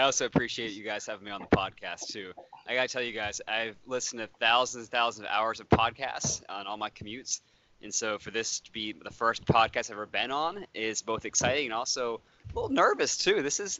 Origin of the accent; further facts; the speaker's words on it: Raleigh, North Carolina, United States; Yeah, so I grew up in Raleigh, North Carolina, right down the road.